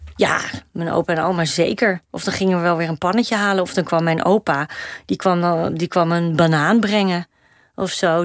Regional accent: Amsterdam, North Holland, Netherlands; de flat waar ik ben opgegroeid is eigenlijk schuin tegenover de meervaart

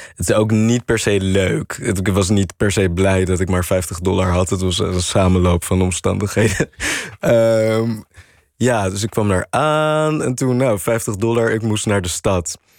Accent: Netherlands; wij als Nederlanders

